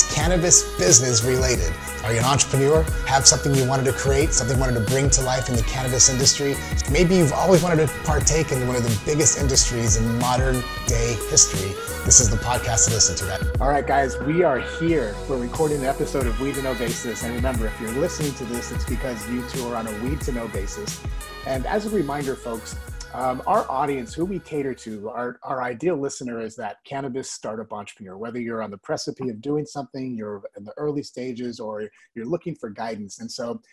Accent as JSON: {"language": "English", "region": "Texas", "country": "United States", "said": "being a Texan"}